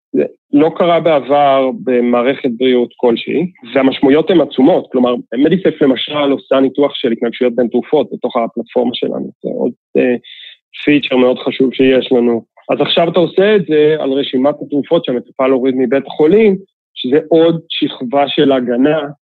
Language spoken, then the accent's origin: Hebrew; Israel; התרבות שלנו כישראלים